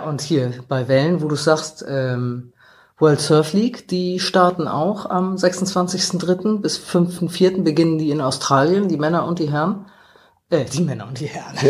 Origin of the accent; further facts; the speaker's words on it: Hamburg, Germany; wir Hamburger